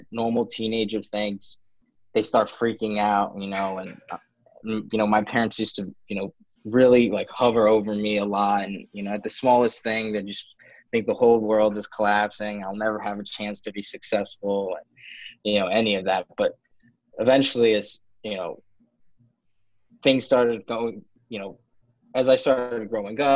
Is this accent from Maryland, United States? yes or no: yes; Gaithersburg, Maryland, United States; also born or lived in Ankara, Turkey / Towson, Maryland; I was actually born in Ankara, Turkey. I came to the United States when I was 10 months old with both of my parents. So I grew up in Gaithersburg, Maryland